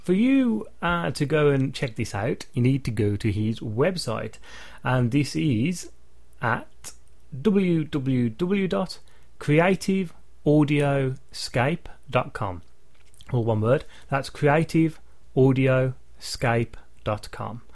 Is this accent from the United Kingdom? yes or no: yes; England, United Kingdom; I'm English